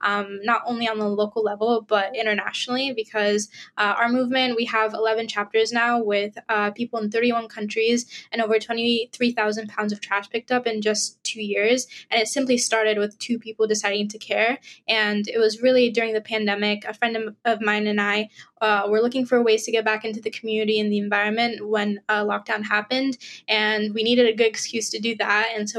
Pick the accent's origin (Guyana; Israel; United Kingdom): Israel; also born or lived in Nigeria; and I'm a Nigerian Israeli environmental activist